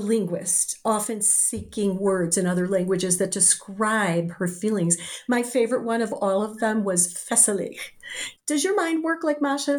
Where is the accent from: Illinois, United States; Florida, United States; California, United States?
Illinois, United States; Chicago; I'm from Chicago